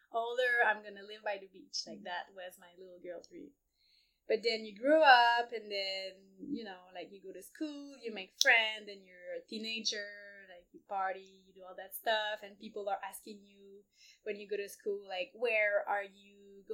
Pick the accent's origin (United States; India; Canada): Canada; Montreal, Quebec; moved away as an adult; also born or lived in Ecuador / El Salvador / Indonesia; I grew up in Montreal